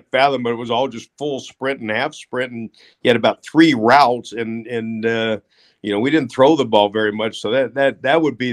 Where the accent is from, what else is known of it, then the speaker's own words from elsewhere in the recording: California, United States; moved away as an adult; now in Chapel Hill, United States; I came from California.